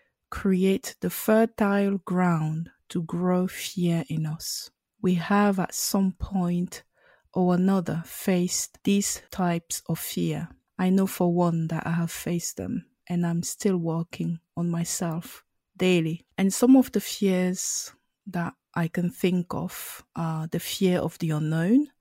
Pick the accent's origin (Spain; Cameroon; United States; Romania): Cameroon; English is a second language; I am a Cameroonian born and I speak both French and English, but I grew up on the French speaking side.